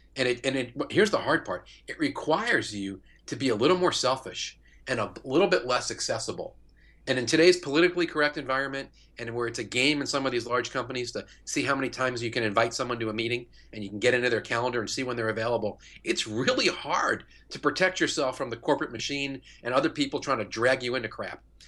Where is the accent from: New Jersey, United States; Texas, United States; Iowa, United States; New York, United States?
New York, United States; moved away as an adult; now in St. Louis, United States; I'm not from Saint Louis. I live here. I've lived here twenty years. I'm from New York